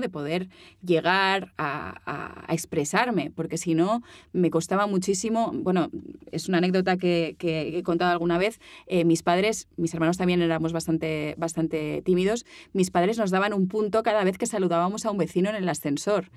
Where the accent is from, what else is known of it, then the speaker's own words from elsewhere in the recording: Mallorca, Balearic Islands, Spain; accent: Mallorcan; moved away as an adult; now in Barcelona, Spain; yo me fui de Mallorca tenía que irme de Mallorca